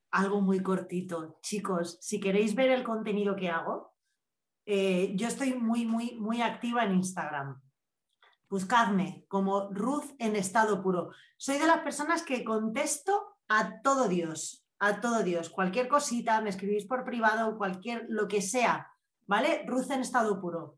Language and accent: Spanish; Spain; soy española que ya somos así un poquillo rudos hablando